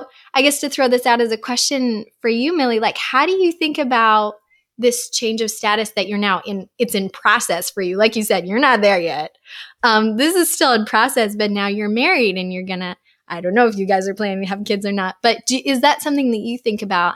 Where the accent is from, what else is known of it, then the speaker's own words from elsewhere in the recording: Uzbekistan; moved away; growing up in Uzbekistan, there were some hard things about living there